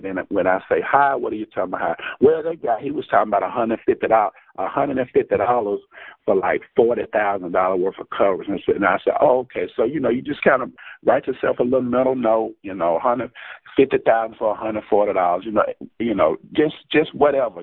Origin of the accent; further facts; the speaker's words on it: Jackson, Mississippi, United States; I'm from Jackson, Mississippi